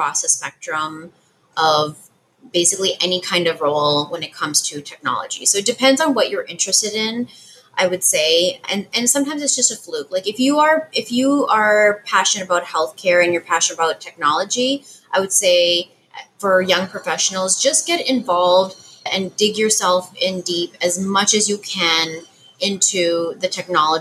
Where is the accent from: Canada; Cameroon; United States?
Canada; I'm Canadian